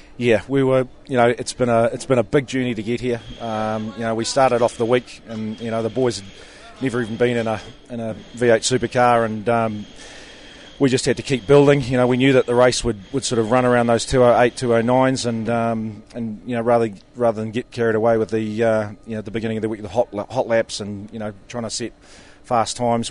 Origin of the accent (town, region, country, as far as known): New Zealand